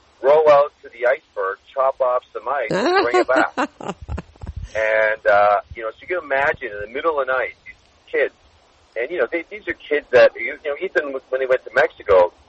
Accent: Toronto, Ontario, Canada; moved away as an adult; now in South Florida, United States; I'm born and raised in Toronto, played hockey my whole life. I left Canada a long time ago

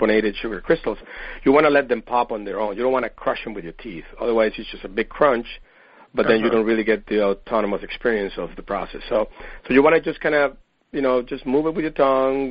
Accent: Venezuela; moved away as an adult; also born or lived in Paris, France; now in San Diego, United States; I'm originally from Venezuela, and I came to the U.S. to study biomedical engineering way back in the 80s

